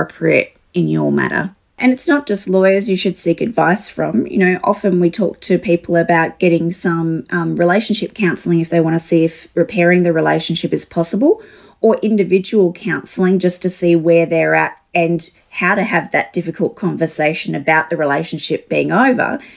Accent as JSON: {"language": "English", "town": "Alice Springs", "region": "Northern Territory", "country": "Australia", "tie": "born or raised there", "said": "I grew up in Alice Springs, so little small town area"}